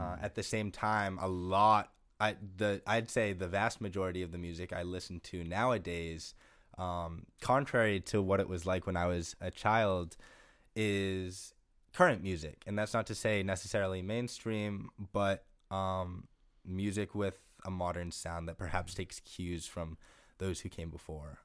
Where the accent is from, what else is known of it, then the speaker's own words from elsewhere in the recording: Gloucester, Massachusetts, United States; moved away as an adult; also born or lived in Amherst, Massachusetts / Greenfield, Massachusetts / Brattleboro, Vermont; now in Western Massachusetts, United States; I grew up in Gloucester, Massachusetts, um, and lived there for 18 years until I went to college at UMass Amherst.